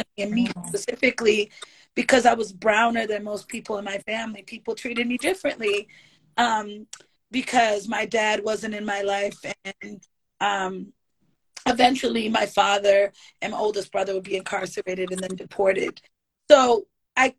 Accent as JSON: {"language": "English", "town": "Boston", "region": "Massachusetts", "country": "United States", "tie": "born or raised there", "said": "I grew up on Dudley Street"}